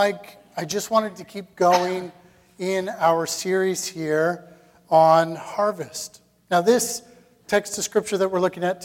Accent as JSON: {"language": "English", "country": "Canada", "said": "as Canadian Christians"}